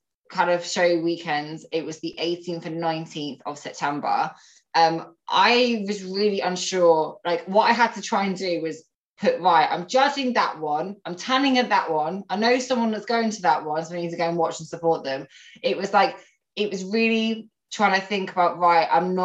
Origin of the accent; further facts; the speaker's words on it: Northampton, East Midlands, United Kingdom; also born or lived in Nottingham / Malaysia / Manchester; I'm from Northampton. I've pretty much spent all my life here.